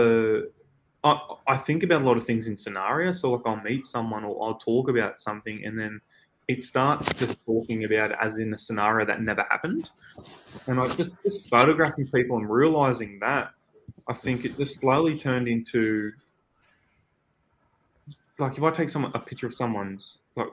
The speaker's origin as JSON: {"language": "English", "town": "Newcastle", "region": "New South Wales", "country": "Australia", "tie": "born or raised there", "moved": "as an adult", "lives_now": "Sydney, Australia", "said": "here in our hometown in Newcastle, but we're about 2 hours away from Sydney, where I'm living at the moment."}